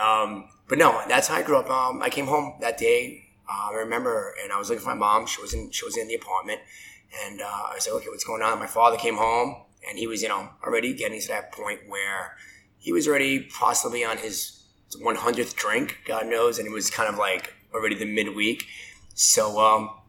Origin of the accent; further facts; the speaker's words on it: New York City, New York, United States; accent: hard Brooklyn; So I grew up in Brooklyn, Red Hook, New York